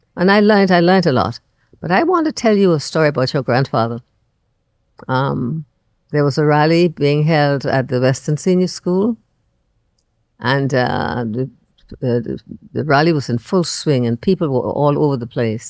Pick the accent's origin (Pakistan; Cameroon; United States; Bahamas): Bahamas; Andros; moved away as an adult; now in Nassau, Bahamas; I'm just from Andros